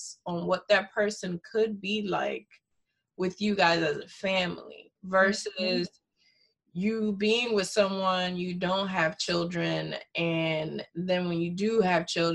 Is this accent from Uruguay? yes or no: no; Dominican Republic; first language Spanish; English is a second language; moved away; I'm originally from Dominican Republic. I was born there, and I'm part Haitian.